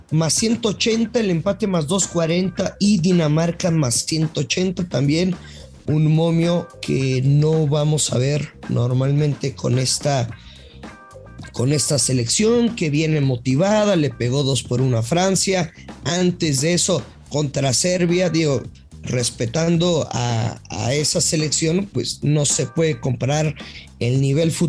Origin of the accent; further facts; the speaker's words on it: northern Mexico, Mexico; Soy norteño, ey.